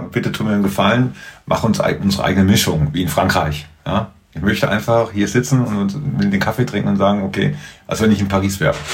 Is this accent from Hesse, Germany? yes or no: yes; Marburg, Hesse, Germany; ich bin Marburger. Ich bin Weidenhäuser.